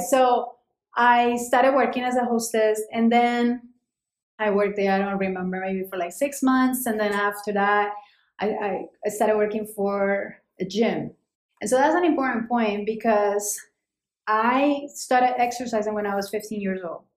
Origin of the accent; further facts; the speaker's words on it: Cali, Valle del Cauca, Colombia; moved away as an adult; now in New York City, United States; I was born in Cali, Colombia.